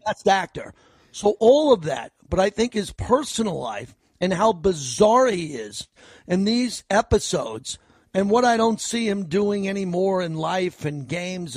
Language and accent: English; New York, United States; now in Las Vegas, United States; I grew up in New York